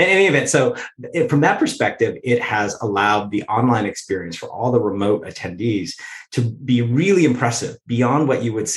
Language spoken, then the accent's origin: English; United States; As an American